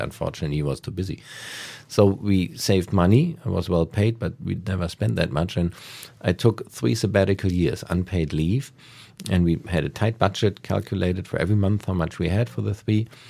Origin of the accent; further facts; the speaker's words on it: Hamburg, Germany; also born or lived in United States / Asia / Berlin; now in Potsdam, Germany; I'm from Hamburg.